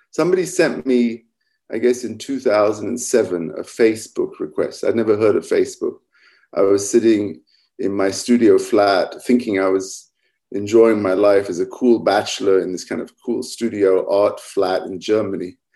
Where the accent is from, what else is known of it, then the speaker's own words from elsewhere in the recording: England, United Kingdom; also born or lived in Middle East / Egypt; So I grew up in England mostly, spent a lot of time in the Middle East and Egypt, where they have a quite specific kind of English Arab accent.